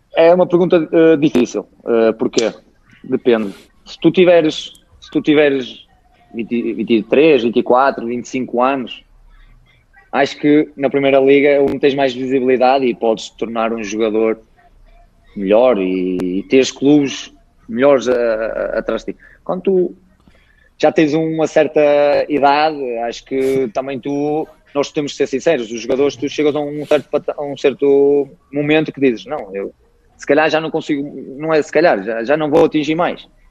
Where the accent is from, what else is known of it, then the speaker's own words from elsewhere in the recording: Guimarães, Norte, Portugal; é o clube da minha terra